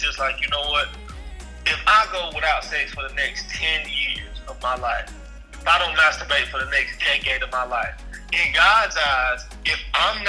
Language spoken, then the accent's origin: English; Bible Belt, the South, United States; being from the South, being a young black man growing up in the Bible Belt